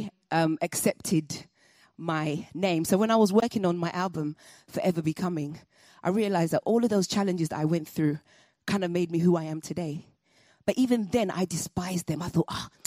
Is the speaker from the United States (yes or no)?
no; London, United Kingdom; also born or lived in Nigeria; I was born in London.